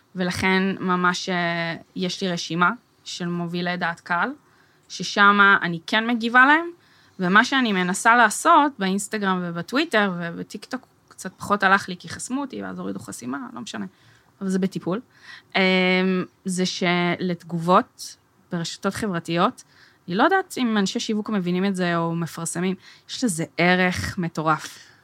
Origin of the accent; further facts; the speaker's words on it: Herzliya, Tel Aviv District, Israel; ואני גדלתי בהרצליה